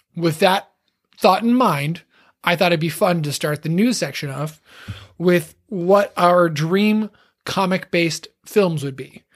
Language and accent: English; Texas, United States; when I grew up in Texas, I grew up in a, what is now a, an incredibly suburban town